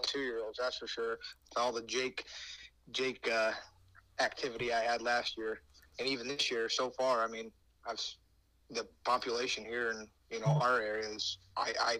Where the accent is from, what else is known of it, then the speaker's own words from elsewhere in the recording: Warren, Pennsylvania, United States; I'm from Warren, PA.